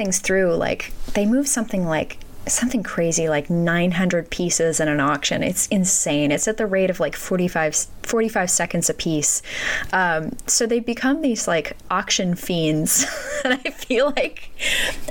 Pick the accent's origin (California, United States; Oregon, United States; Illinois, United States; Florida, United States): California, United States; Southern; I grew up in Southern California